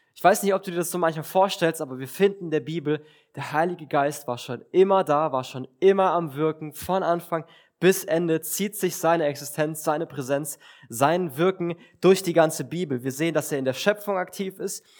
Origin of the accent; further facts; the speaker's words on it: Villingen-Schwenningen, Baden-Württemberg, Germany; ich komme aus Villingen